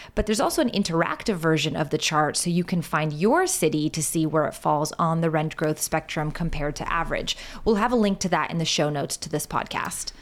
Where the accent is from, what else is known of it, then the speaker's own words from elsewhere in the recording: Rochester, New York, United States; my hometown of Rochester, New York